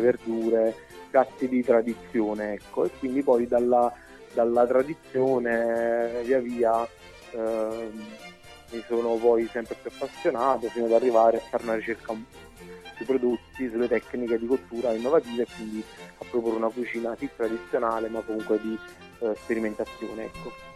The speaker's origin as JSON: {"language": "Italian", "region": "Campania", "country": "Italy", "said": "essendo campano"}